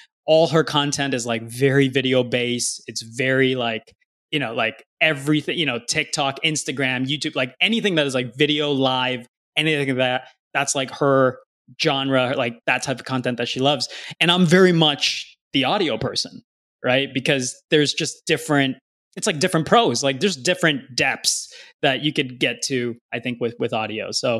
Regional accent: California, United States; Dude, I grew up in California, man.

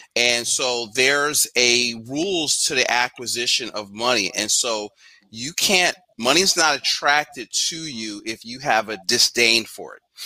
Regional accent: Philadelphia, Pennsylvania, United States; I'm from Philly. Uh, grew up in Yorktown, 12th and Master.

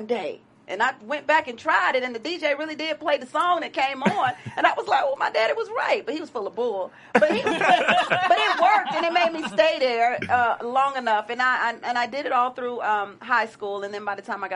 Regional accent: Houston, Texas, United States; moved away as an adult; now in Los Angeles, United States; Houston, Texas, which is my hometown

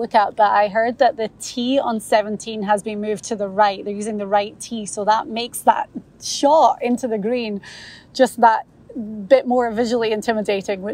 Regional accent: Scotland, United Kingdom; I, being Scottish

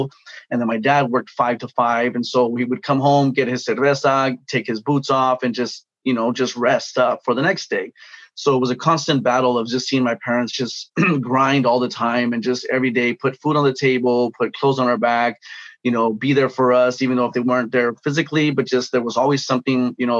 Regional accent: Los Angeles, California, United States; I grew up in Pacoima, California, gang, drug infested environment

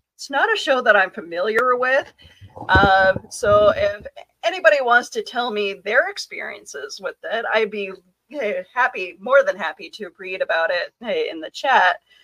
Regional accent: Canada; I am Canadian

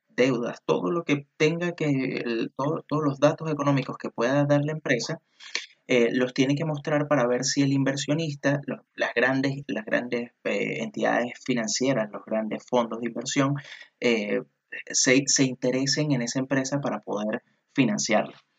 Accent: Venezuela; now in Chile; yo que soy venezolano y que resido aquí en Chile

